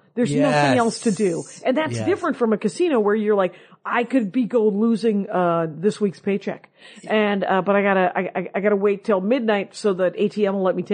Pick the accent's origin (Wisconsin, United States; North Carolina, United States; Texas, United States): Wisconsin, United States; Milwaukee; moved away; I'm from Milwaukee.